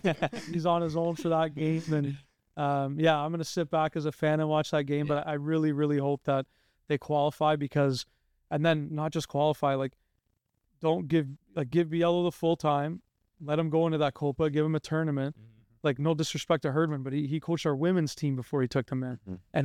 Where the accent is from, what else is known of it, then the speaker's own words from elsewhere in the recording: Canada; As Canadian born, first generation of my family, like grew up playing the sport in this country, started coaching in this country